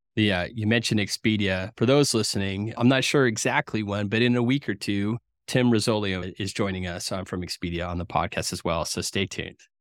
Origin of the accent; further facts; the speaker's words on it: New England, United States; I grew up in New England